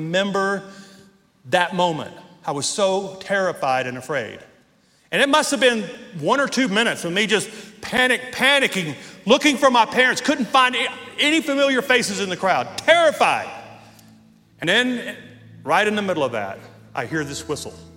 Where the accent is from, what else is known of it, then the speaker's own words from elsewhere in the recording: Northwest Louisiana, United States; now in Colorado Springs, United States; When I was 8 years old, we lived in Northwest Louisiana, and we lived out in the middle of nowhere